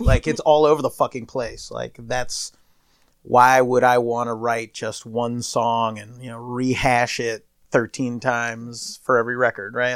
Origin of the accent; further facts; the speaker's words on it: East Coast, United States; We're ugly people from the East Coast